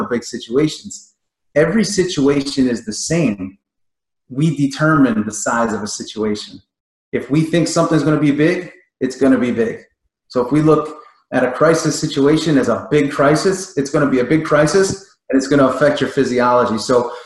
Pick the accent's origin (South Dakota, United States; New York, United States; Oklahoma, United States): New York, United States; being a kid growing up in New York